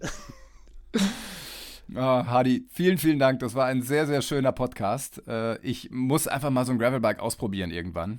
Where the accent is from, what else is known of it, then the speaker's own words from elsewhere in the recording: East Westphalia-Lippe, North Rhine-Westphalia, Germany; moved away; also born or lived in Saarbrücken / Mainz / Munich / Kiel; ich bin Westfale, also Ostwestfale-Lipper